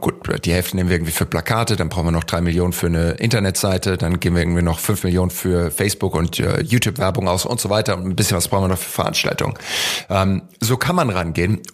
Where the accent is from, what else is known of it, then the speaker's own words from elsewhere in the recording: Heidelberg, Baden-Württemberg, Germany; Ich bin in Heidelberg aufgewachsen